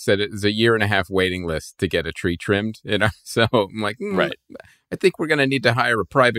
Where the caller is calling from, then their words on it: Los Angeles, California, United States; I'm coming from Los Angeles